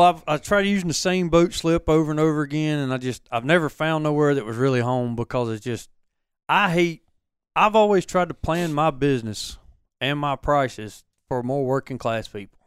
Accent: Hattiesburg, Mississippi, United States; moved away as an adult; I grew up in Dixie

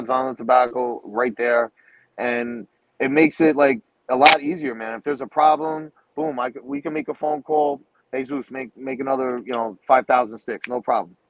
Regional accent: New York, United States; we're from New York, all right? That's our home

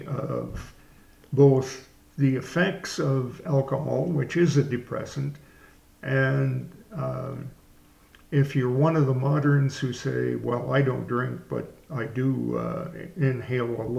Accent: Canada; moved away; my Canadian background

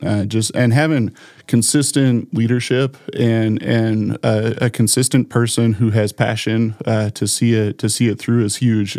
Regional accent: Sioux Falls, South Dakota, United States; also born or lived in Brookings, South Dakota; now in Brandon, United States; I grew up in Sioux Falls

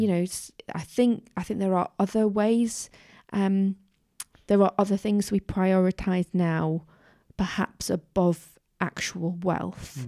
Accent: Newcastle upon Tyne, North East England, United Kingdom; moved away; growing up in Newcastle

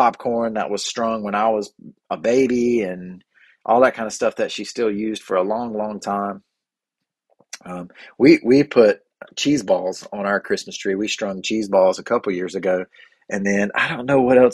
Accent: Cleveland County, North Carolina, United States; I'm from Cleveland County, North Carolina

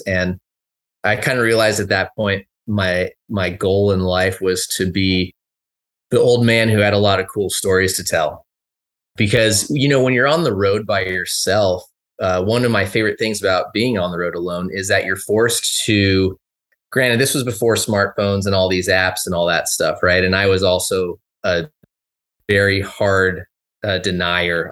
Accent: Los Angeles, California, United States; moved away as an adult; now in Bend, United States; I grew up in Southern California, Lo, the Los Angeles area

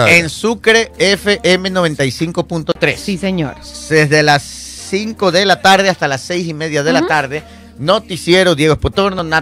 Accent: Ecuador; Como todo ecuatoriano

